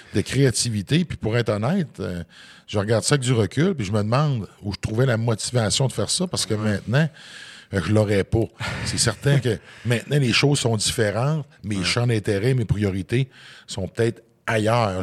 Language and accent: French; Côte-Nord, Quebec, Canada; je viens d'un petit village de la Côte-Nord.